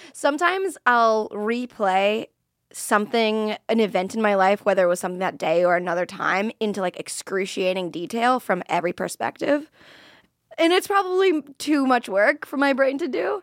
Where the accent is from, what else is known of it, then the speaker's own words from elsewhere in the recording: Florida, United States; I'm from Florida